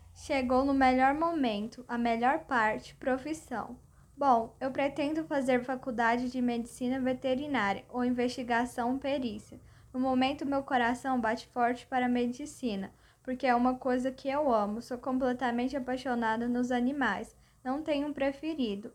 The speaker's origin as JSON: {"language": "Portuguese", "town": "Goiânia", "region": "Goiás", "country": "Brazil", "tie": "born or raised there", "said": "moro em Goiânia com meus pais, Rosa e Sebastião. Tenho cinco irmãs, Franciele, Daniele, Pamela, Jéssica e Graciele. E nasci aqui em Goiânia."}